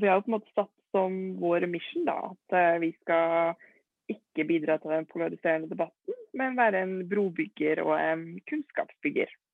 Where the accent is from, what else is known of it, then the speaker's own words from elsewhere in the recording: Trondheim, Trøndelag, Norway; Født og oppvokst i Trondheim